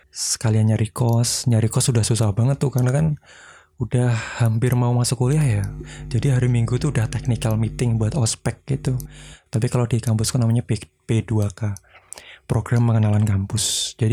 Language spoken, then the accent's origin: Indonesian; Blora, Central Java, Indonesia; also born or lived in Purbalingga; jadi aku lahir di Purbalingga besarnya di Blora sampai lulus SMK